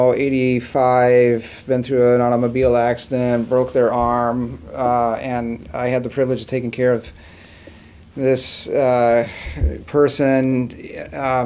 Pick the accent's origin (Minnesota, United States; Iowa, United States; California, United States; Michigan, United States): Iowa, United States; Muscatine; also born or lived in Sauk City, Wisconsin; now in Wisconsin, United States; growing up in Muscatine, Iowa